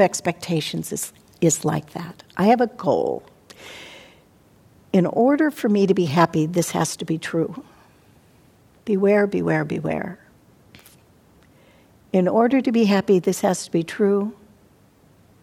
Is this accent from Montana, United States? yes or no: yes; Montana, United States; now in California, United States; as a child, I grew up in Montana where it did snow and we had icicles